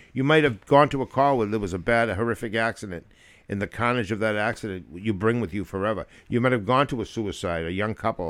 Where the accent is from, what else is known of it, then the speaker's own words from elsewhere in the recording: near New Hampshire, Massachusetts, United States; also born or lived in Germany; My hometown is so close to New Hampshire